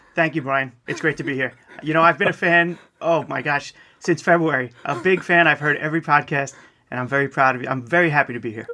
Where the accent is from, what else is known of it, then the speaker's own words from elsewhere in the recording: East Meadow, New York, United States; I grew up in East Meadow, which is basically right in the middle of Nassau County